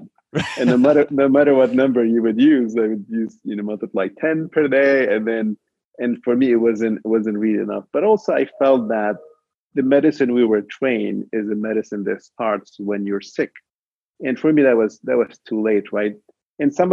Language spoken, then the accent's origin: English; Lebanon; I was actually born in Lebanon during the war over there. And for those of you know, it was a little bit of war that divided the country. And you know, minority Christian, and it was always difficult growing up in that region